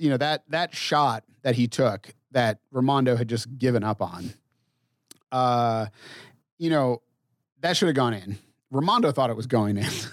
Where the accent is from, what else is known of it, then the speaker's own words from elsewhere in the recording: New England, United States; I grew up in New England